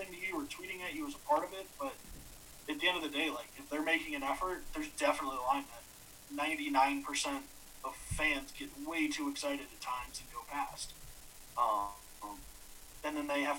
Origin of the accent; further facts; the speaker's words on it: Cleveland, Ohio, United States; moved away as an adult; also born or lived in Green Bay / Washington, D.C.; we're all from Cleveland.